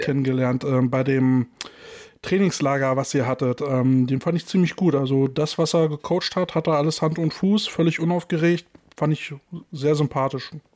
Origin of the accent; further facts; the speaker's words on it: Berlin, Germany; unser Lokalpatriotismus endet an der Berliner Stadtgrenze